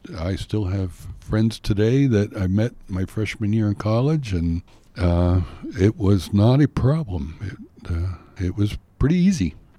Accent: Pennsylvania, United States; now in Utah, United States; I grew up in Pennsylvania where there's hundreds of choices of schools

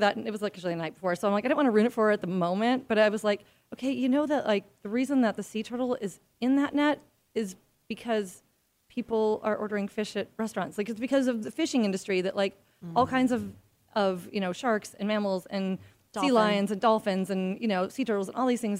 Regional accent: Midwest, United States; I grew up in the Midwest

